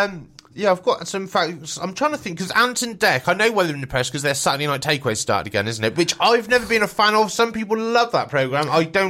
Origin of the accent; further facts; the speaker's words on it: Swindon, South West England, United Kingdom; I'm from Swindon, so it's not that far away.